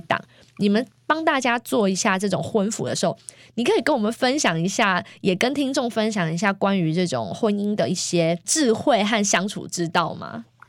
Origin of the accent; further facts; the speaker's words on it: Taiwan; now in United States; 我小时候在台湾，只要每一次生病，我奶奶哦，就会煮咸粥